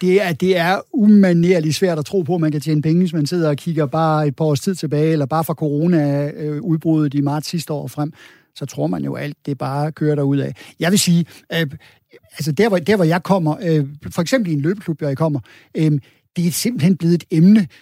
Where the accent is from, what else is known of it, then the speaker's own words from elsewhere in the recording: Denmark; vi som danskere